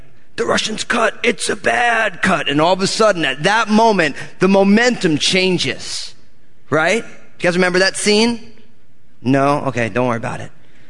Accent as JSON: {"language": "English", "region": "East Coast", "country": "United States", "said": "I'm all Italian from the East Coast, Italian-American"}